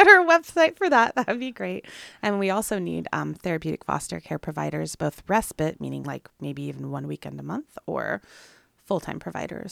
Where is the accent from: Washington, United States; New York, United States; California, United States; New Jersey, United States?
Washington, United States; Sequim; now in Clatsop County, United States; I'm from Squim, Washington, so similar climates